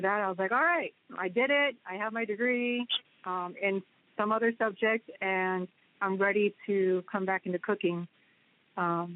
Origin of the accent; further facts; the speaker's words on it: San Jose, California, United States; my hometown is San Jose, in California